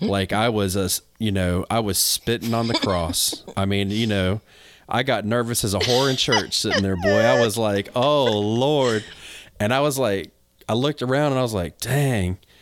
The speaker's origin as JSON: {"language": "English", "region": "North Carolina", "country": "United States", "moved": "yes", "said": "I'm from North Carolina originally"}